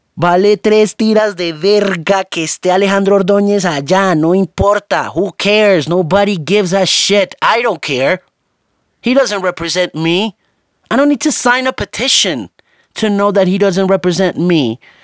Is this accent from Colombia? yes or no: yes; Colombia; moved away; also born or lived in Miami; Yo nací en Colombia, gústeme o no